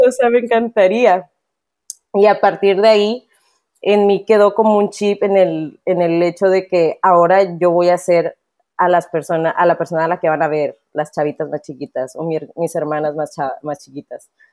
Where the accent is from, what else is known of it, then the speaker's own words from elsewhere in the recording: Monterrey, Nuevo León, Mexico; accent: norteño; soy de aquí, de Monterrey, eh, soy regia totalmente